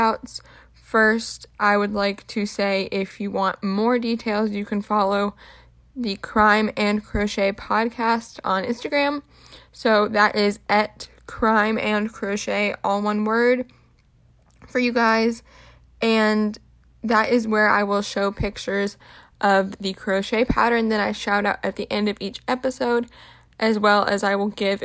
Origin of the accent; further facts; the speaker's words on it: Tampa, Florida, United States; I'm also from the Tampa, Florida area.